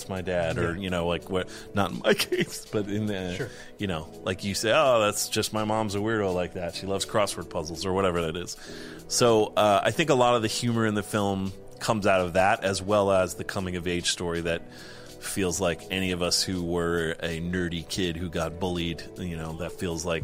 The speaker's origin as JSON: {"language": "English", "region": "East Coast", "country": "United States", "tie": "born or raised there", "said": "I grew up on the East Coast"}